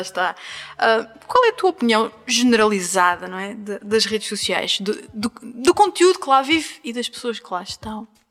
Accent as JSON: {"language": "Portuguese", "region": "Azores", "country": "Portugal", "said": "eu sou dos Açores"}